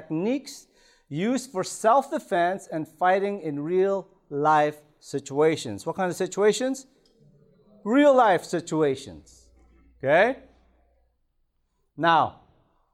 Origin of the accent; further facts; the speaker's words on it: Toronto, Ontario, Canada; also born or lived in Philippines; I was born in the Philippines, grew up in Toronto